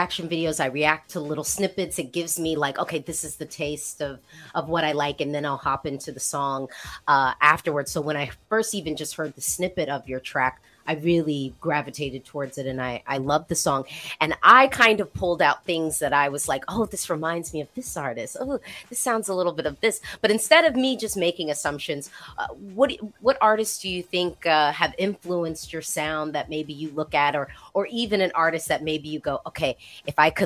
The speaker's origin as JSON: {"language": "English", "country": "United States", "said": "as an American"}